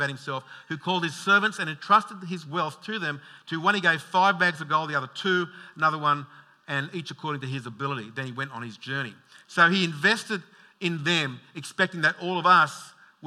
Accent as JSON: {"language": "English", "town": "Logan", "region": "Queensland", "country": "Australia", "said": "I'm the bogan from Logan"}